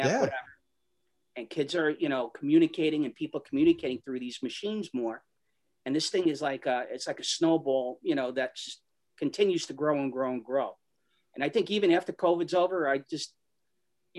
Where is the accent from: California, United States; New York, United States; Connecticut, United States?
New York, United States; New York City; we grew up in Astoria